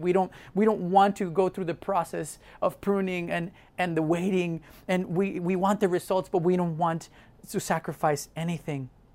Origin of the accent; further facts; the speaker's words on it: Mexico; moved away; I grew up in Mexico